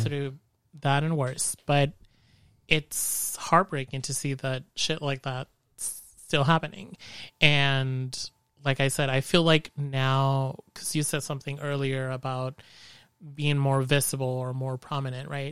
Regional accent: Mexico; moved away as an adult; also born or lived in San Jose / Bay Area; now in Modesto, United States; whenever I go back to Mexico to my hometown

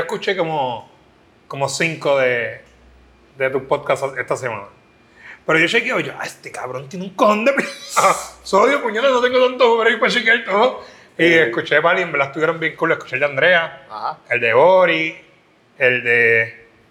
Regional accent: Camuy, Puerto Rico; yo soy natural de Camuy.

